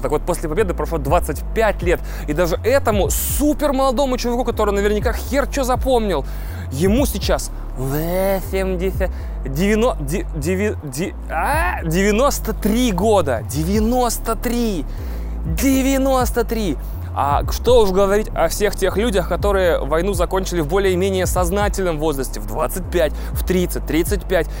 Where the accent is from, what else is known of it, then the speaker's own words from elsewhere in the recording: Russia; also born or lived in Odesa, Ukraine; технически москалем и представителем нации